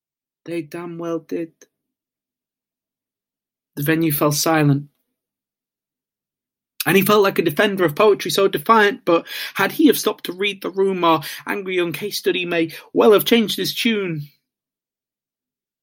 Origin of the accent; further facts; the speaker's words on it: Isle of Wight, South East England, United Kingdom; I'm from the Isle of Wight.